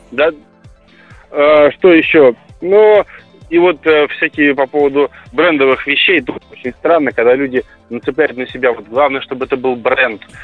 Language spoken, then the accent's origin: Russian; Krasnodar, Krasnodar Krai, Russia; Я из Краснодара